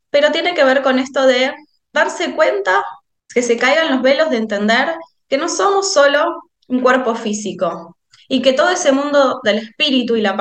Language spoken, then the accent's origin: Spanish; Argentina; Como verán, soy argentina.